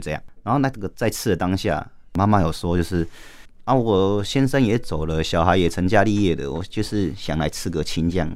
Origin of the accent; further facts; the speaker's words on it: Taitung, Taitung County, Taiwan; moved away as an adult; now in Taipei, Taiwan; 我是台东人